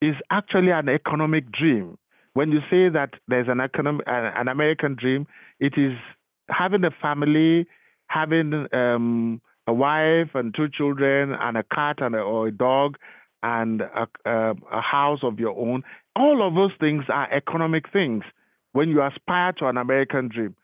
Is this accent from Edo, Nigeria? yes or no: no; Lagos, Nigeria; moved away as an adult; now in Florida, United States; I am from Lagos. I was born and bred in Lagos.